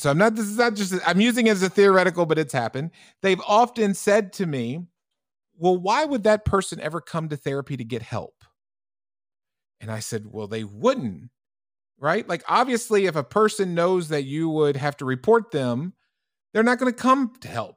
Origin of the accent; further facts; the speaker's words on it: United States; moved away; also born or lived in Europe; as an American clinician